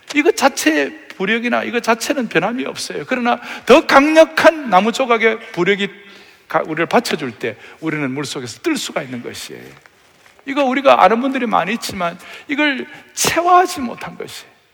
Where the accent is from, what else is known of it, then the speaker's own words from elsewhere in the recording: Uiseong, North Gyeongsang, South Korea; 제가 의성 출신인데 경북 의성 청송 영덕이라고 있어요. 아주 시골.